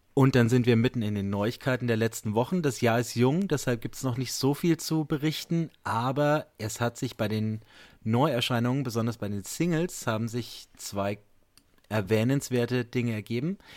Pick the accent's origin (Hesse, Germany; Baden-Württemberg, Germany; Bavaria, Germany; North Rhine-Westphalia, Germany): Bavaria, Germany; Bamberg; Ich komme aus Bamberg, bin Lehrer hier